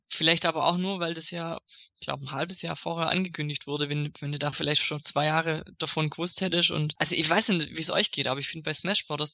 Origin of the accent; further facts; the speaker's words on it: Swabia, Germany; als Schwabe